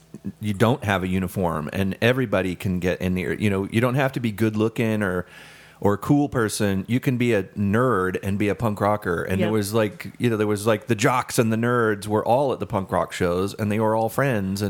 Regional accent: the South, United States; I grew up in the South

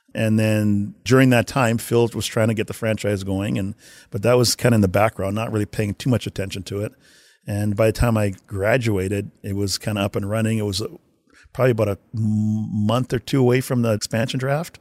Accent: Winnipeg, Manitoba, Canada; moved away; I'm from Winnipeg, Canada.

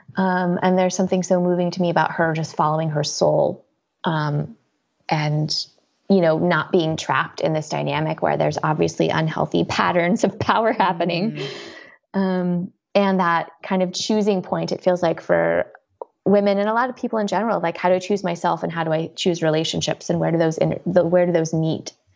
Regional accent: Colorado, United States; moved away as an adult; also born or lived in East Coast; now in California, United States; I was born on the East Coast. I you know, lived in Colorado for most of my life

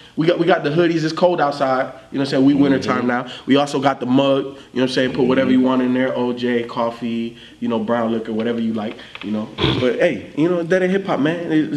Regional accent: Miami, Florida, United States; I grew up in Miami.

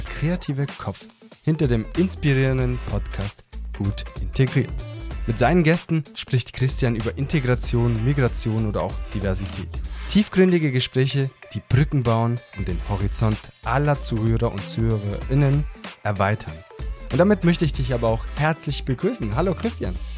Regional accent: Southern Germany, Germany; aus Süddeutschland

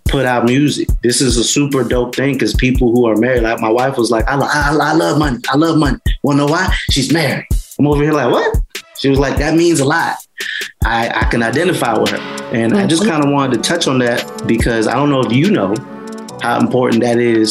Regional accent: West Palm Beach, Florida, United States; I'm from West Palm Beach

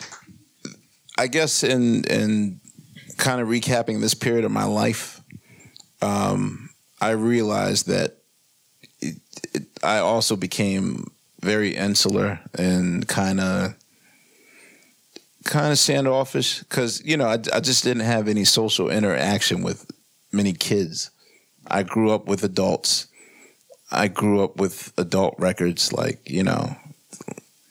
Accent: Philadelphia, Pennsylvania, United States; I grew up in West Philadelphia

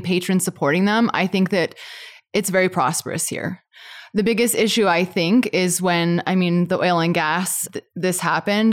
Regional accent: Calgary, Alberta, Canada; i grew up here i just moved away for a couple years

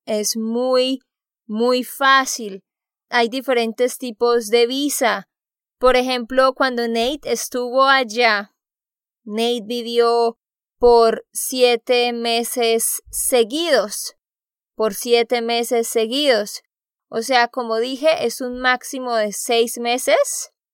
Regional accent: Santander, Colombia; moved away; de Santander, Colombia

